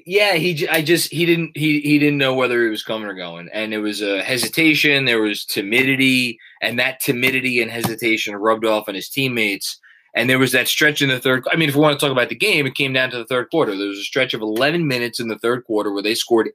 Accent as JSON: {"language": "English", "region": "New York", "country": "United States", "said": "I'm from New York"}